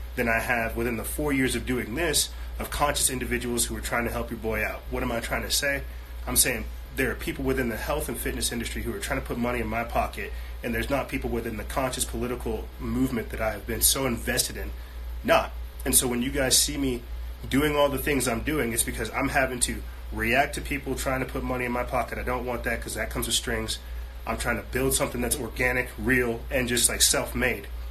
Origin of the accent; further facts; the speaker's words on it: United States; I'm American.